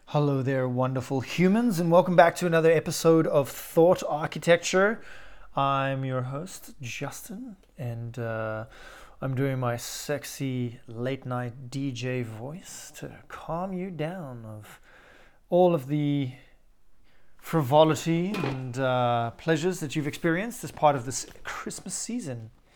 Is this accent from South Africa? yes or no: yes; South Africa; Growing up in South Africa